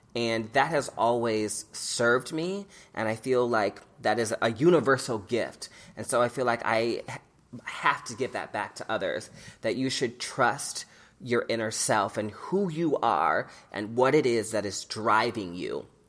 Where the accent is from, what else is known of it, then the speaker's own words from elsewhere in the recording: Omaha, Nebraska, United States; growing up in Omaha as a young queer person